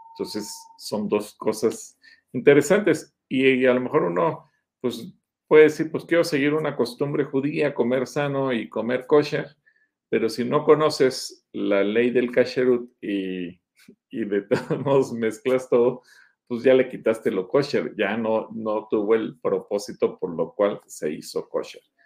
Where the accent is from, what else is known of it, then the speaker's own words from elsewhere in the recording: Mexico; yo como mexicano no judío